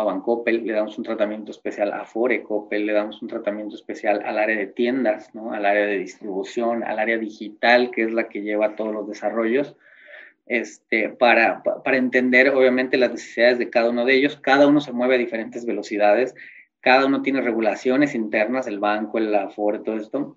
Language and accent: Spanish; Mexico; como mexicano